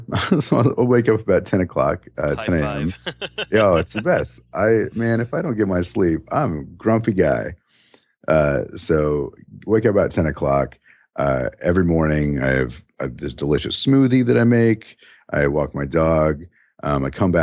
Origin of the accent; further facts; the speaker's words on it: New Mexico, United States; now in Chicago, United States; Growing up in New Mexico, I grew up with a real lazy mouth